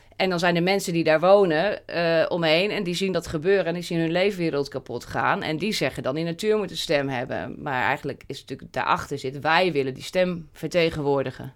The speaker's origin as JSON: {"language": "Dutch", "town": "Wageningen", "region": "Gelderland", "country": "Netherlands", "said": "Wageningen, waar ik vandaan kom"}